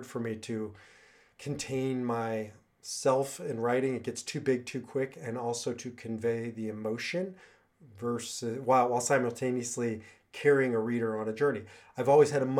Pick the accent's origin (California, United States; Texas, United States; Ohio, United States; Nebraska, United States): Nebraska, United States; moved away as an adult; also born or lived in Israel; I grew up in Nebraska